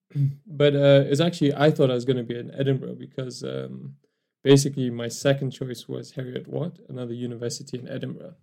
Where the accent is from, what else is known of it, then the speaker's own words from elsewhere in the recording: Kenya; moved away as an adult; also born or lived in Newcastle, England; I was born in Kenya